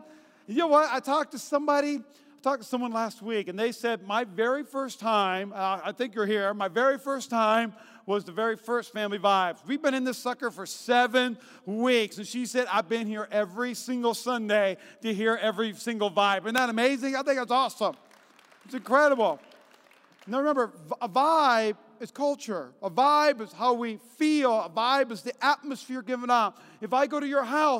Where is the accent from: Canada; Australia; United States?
United States; North Dakota; also born or lived in Alabama / North Carolina; now in Las Vegas, United States; I grew up in North Dakota